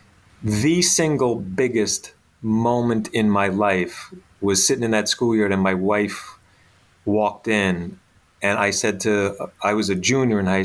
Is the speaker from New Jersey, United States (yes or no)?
yes; Bayonne, New Jersey, United States; as a young kid growing up in Bayonne